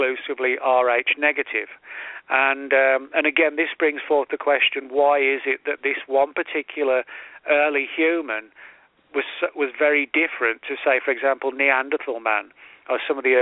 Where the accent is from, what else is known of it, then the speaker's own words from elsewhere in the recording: England, United Kingdom; moved away; I'm originally from England